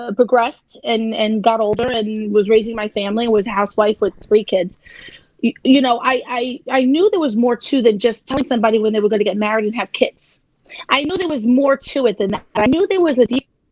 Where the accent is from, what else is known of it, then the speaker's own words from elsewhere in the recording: New York City, New York, United States; I'm from Staten Island